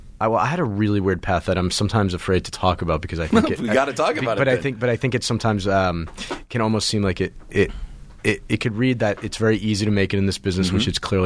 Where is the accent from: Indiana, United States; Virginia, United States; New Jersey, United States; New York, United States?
New Jersey, United States; also born or lived in Baltimore, United States / Pittsburgh, United States; I was born in Baltimore, grew up in Pittsburgh till about third grade, and then moved a couple of times and then settled for high school years and middle school years in New Jersey.